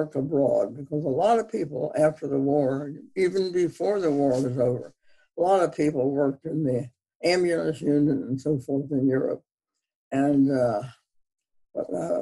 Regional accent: Media, Pennsylvania, United States; also born or lived in Upper New Jersey / Haddonfield, New Jersey / St. Louis / Philadelphia; we moved from Haddonfield, New Jersey, to outside of Media, Pennsylvania, and I lived there for 14 years. I entered second grade when we moved

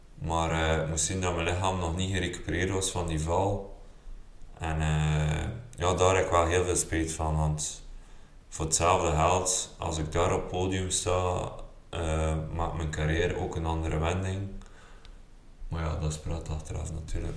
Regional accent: Belgium; ik als Belg

